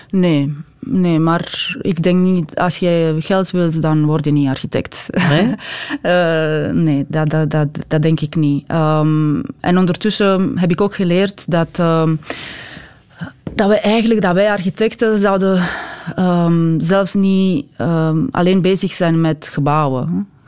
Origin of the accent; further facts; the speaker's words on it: Belgium; wij de Belgen, hè? ik ben ook Belg